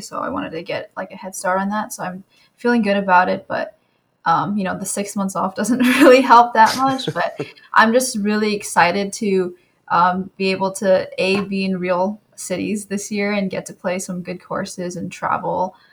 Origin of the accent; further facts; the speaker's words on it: California, United States; I'm from California